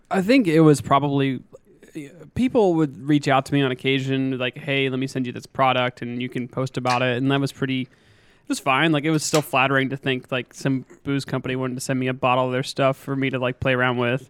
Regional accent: western Pennsylvania, United States; moved away as an adult; now in Augusta, United States; I grew up in Pennsylvania, uh, small town kid, kind of on the western side of the, of the state. Not quite Pittsburgh

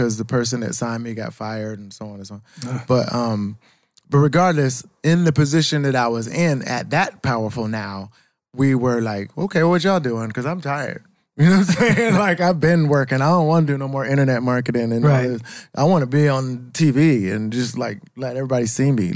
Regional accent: Savannah, Georgia, United States; moved away as an adult; now in Atlanta, United States; I'm from Savannah. I wasn't the shit where I was from.

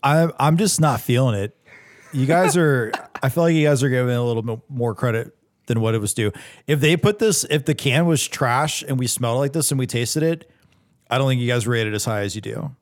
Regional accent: North Charleston, South Carolina, United States; I was born in North Charleston

